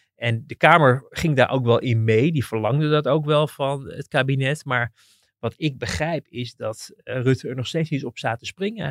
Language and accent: Dutch; Netherlands